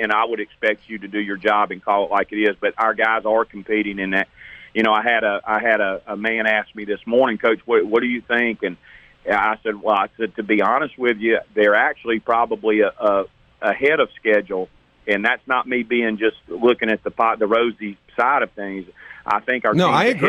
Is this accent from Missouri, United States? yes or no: no; Hattiesburg, Mississippi, United States; I'm from Hattiesburg and grew up in a Southern Miss fan